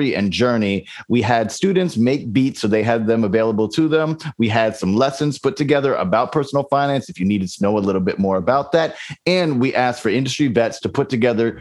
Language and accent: English; U.S. Virgin Islands; I grew up in St. Croix in the Virgin Islands